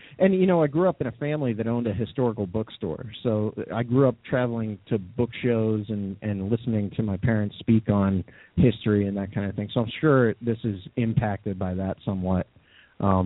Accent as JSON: {"language": "English", "area": "near Minerva", "region": "Ohio", "country": "United States", "tie": "born or raised there", "said": "I grew up near Minerva"}